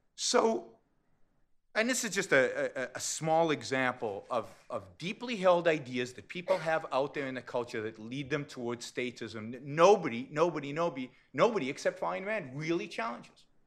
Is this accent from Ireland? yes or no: no; California, United States; I come from California